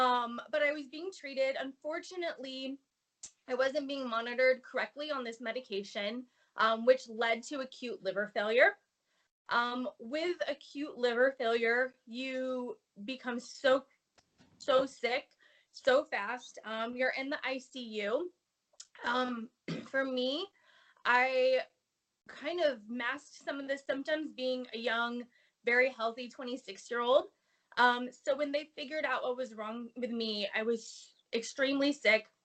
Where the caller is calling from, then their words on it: San Diego, California, United States; Uh, sunny San Diego, where we're having like record highs in January.